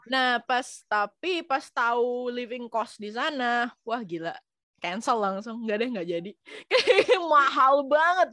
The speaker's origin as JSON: {"language": "Indonesian", "town": "Batam", "region": "Riau Islands", "country": "Indonesia", "also_born_or_lived": "Jakarta", "moved": "as an adult", "lives_now": "France", "said": "gua aslinya Batam. Gua tuh dari Batam"}